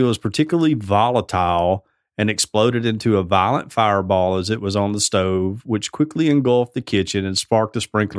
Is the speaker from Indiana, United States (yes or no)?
no; Alabama, United States; I'm from Alabama.